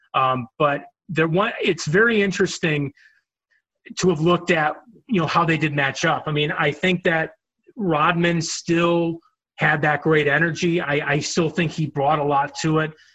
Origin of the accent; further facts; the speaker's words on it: Chicago, Illinois, United States; growing up in Chicago and knowing Michael Jordan